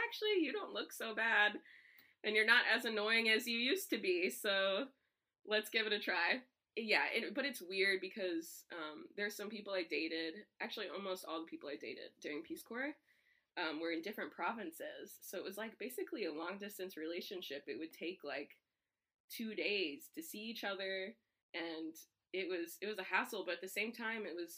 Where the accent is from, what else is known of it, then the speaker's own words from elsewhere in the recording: San Antonio, Texas, United States; I grew up in San Antonio, Texas, and that's predominantly Hispanic